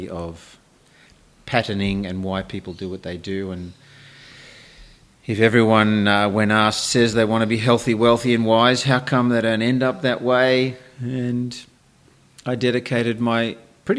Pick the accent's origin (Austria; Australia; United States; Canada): Australia; Sydney, New South Wales; I was born in Sydney in the 50s, working class family in Bankstown